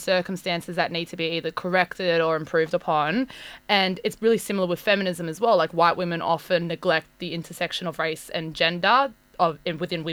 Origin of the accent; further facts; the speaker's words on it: Campbelltown, New South Wales, Australia; I grew up in Campbelltown too